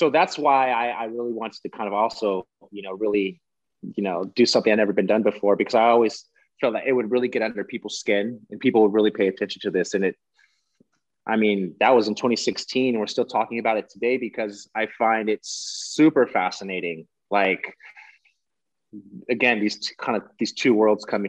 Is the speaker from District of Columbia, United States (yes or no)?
no; San Francisco, California, United States; now in New York City, United States; I'm not from here. I'm from San Francisco. I moved here because I love New York City